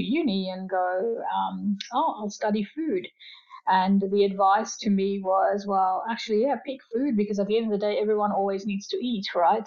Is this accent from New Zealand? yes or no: no; Fiji; now in Australia; I grew up in Fiji, so I'm Fijian Indian descent, and you know my parents migrated uh, for a better life with their children to Australia